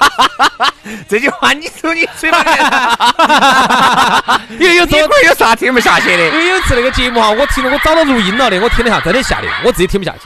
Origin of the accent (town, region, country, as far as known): Chengdu, Sichuan, China; accent: Chengdu dialect